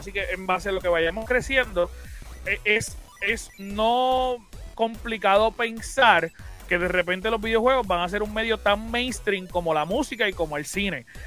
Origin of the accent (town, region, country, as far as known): Puerto Rico